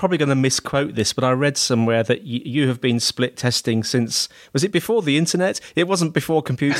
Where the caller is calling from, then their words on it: Dover, South East England, United Kingdom; I'm recording from Dover today, Dover in the UK, down in the bottom corner of the UK, and it's sunny and warm.